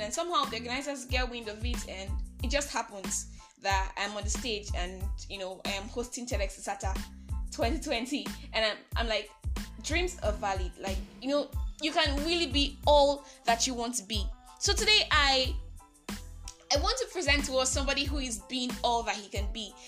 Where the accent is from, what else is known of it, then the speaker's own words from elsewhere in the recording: Nigeria; I am that Nigerian Christian talkaholic